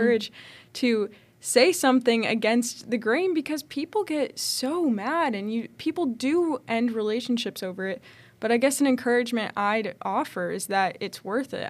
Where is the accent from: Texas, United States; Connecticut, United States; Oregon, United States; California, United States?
Connecticut, United States; moved away; I grew up in Connecticut